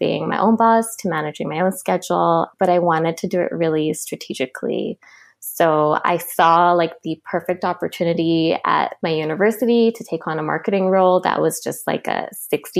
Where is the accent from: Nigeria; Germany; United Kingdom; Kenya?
Kenya; Nairobi; moved away as an adult; now in Vancouver, Canada; I'm originally from Nairobi, Kenya, and I moved here to Vancouver about 9 years ago when I started university